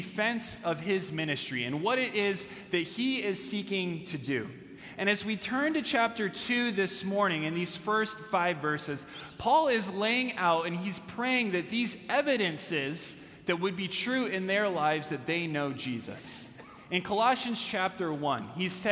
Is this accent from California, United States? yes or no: yes; California, United States; as I was a younger kid growing up in California